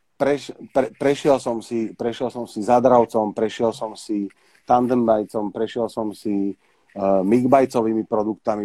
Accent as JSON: {"language": "Slovak", "town": "Bratislava", "region": "Bratislava Region", "country": "Slovakia", "tie": "born or raised there", "said": "kde som vyrastal, e, v Bratislave"}